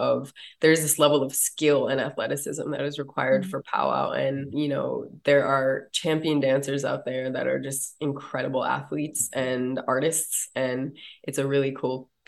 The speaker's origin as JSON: {"language": "English", "country": "United States", "tie": "born or raised there", "said": "when I was a kid growing up on the Standing Rock Reservation"}